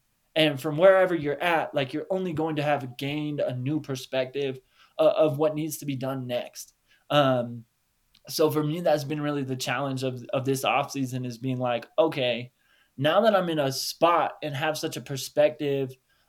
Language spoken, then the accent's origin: English; Denver, Colorado, United States; I'm from Denver, Boulder area, like, right from there you can see a peak.